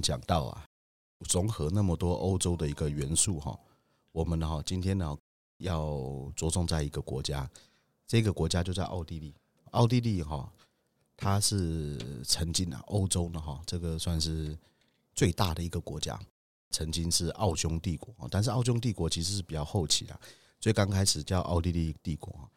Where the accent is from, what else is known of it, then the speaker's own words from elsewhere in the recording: Budai, Chiayi County, Taiwan; 我的老家，哈，在嘉义布袋